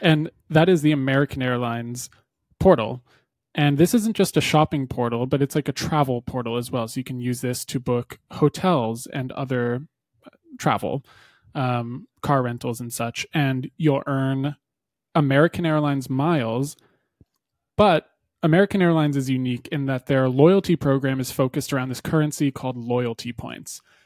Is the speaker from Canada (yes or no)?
yes; Canada; as a Canadian